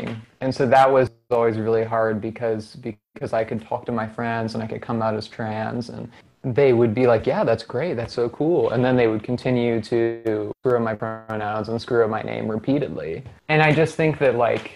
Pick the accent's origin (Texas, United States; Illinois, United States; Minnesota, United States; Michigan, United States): Michigan, United States; Ann Arbor; I grew up in Ann Arbor